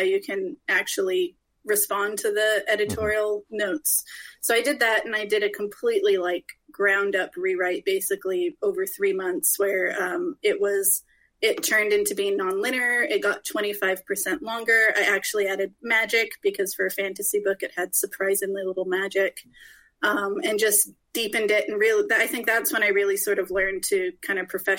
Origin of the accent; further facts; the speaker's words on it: California, United States; moved away as an adult; now in Scotland; I moved to Scotland because my husband is Scottish and I'm Californian